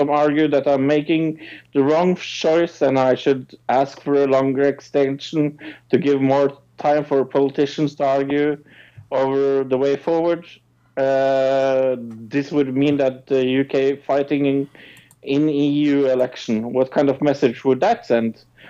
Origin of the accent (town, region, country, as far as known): Norway